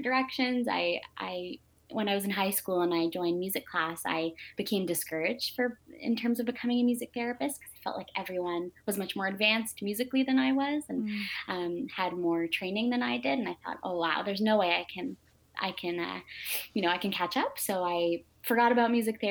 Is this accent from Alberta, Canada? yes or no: no; Toronto, Ontario, Canada; I'm from Toronto, Ontario